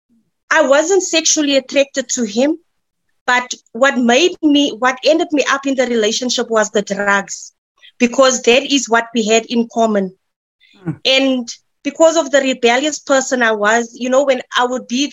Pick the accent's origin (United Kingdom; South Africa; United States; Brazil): South Africa; Midrand, Gauteng; I'm from Midrand